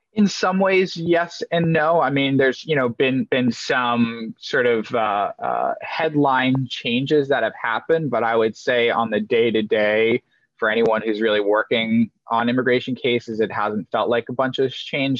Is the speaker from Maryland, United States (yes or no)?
yes; Maryland, United States; also born or lived in Denmark; I moved to the US when I was about two years old, moved to what I would loosely describe as like a hippie commune down in Maryland. Um, and so grew up in this environment